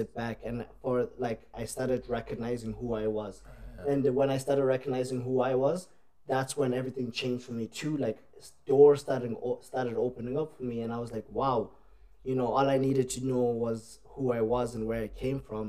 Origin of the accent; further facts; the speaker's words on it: Ireland; also born or lived in South Africa; now in Australia; We moved from South Africa to Ireland. And for... I left when I was about 7, and I was in Ireland when I was about 8, and we, like, literally, I didn't know much about my country, so I grew up there